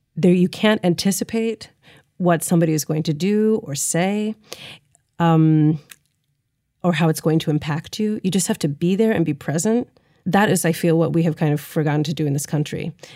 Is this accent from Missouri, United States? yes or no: yes; St. Louis, Missouri, United States; growing up in Saint Louis